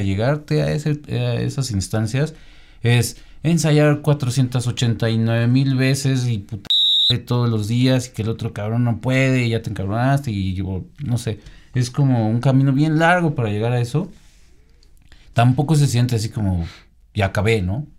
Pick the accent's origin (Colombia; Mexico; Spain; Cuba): Mexico; Mexicano también estamos ahí